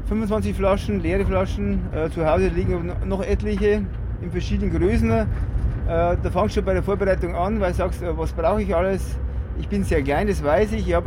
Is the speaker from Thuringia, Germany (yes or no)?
no; Bavaria, Germany; da musste als Bayer musste eine Bierflasche aufs Trikot rauf und auf die Radhose